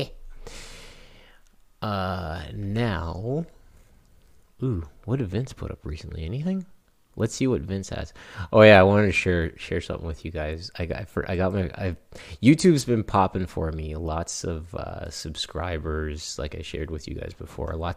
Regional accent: Canada; I'm Canadian

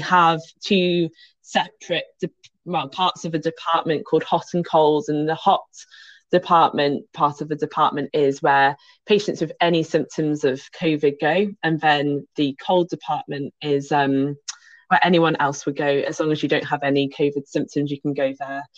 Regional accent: Birmingham, West Midlands, United Kingdom; moved away; also born or lived in Kent; I was born in Birmingham

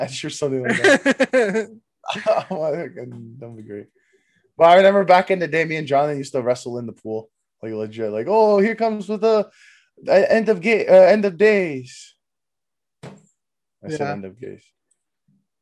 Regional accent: Canada; We're Canadian

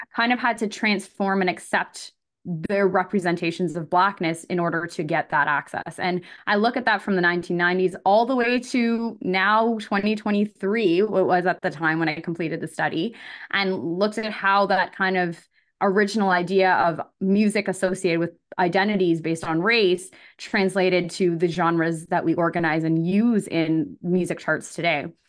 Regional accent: Elmira, Ontario, Canada; born or raised there; also born or lived in Scarborough, Ontario

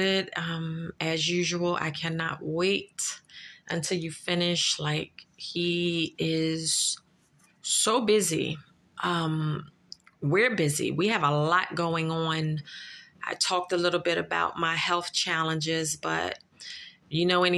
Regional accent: Philadelphia, Pennsylvania, United States; I'm from Philadelphia. I am a Philadelphian. And not only that, I grew up in North Philadelphia

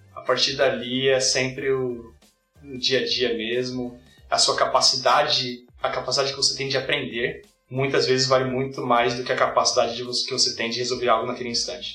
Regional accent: São Paulo, Brazil; moved away as an adult; now in Canada; eu sou de São Paulo, me mudei para o Canadá há sete anos atrás

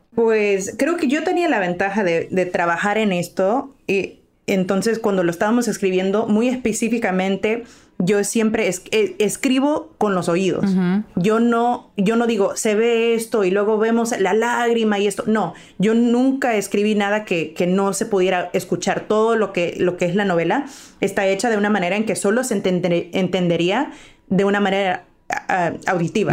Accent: Los Angeles, California, United States; yo nací en Los Ángeles

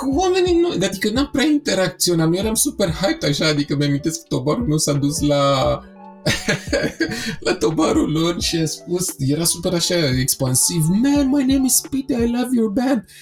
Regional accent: Romania; faptul că sunt român.

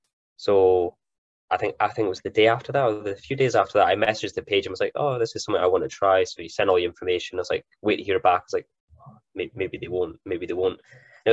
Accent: Elgin, Scotland, United Kingdom; also born or lived in Aberdeen; I was actually born in Elgin, so I'm originally from Elgin myself. Elgin boy. So I came back up, I was like 18 or 19.

